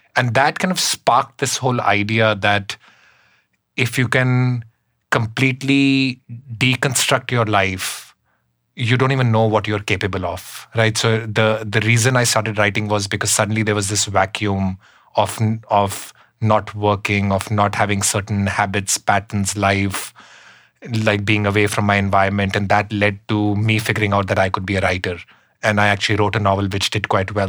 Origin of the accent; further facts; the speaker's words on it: Shimla, Himachal Pradesh, India; moved away as an adult; now in New York City, United States; i grew up up in the himalayas in shimla in india